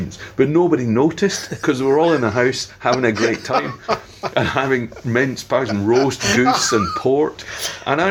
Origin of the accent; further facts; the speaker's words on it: Scotland, United Kingdom; anyone growing up in Scotland, you know, would say, you know, whiskey's such an important thing, you know, and it's whiskey was all around me, you know, when my parents having their friends over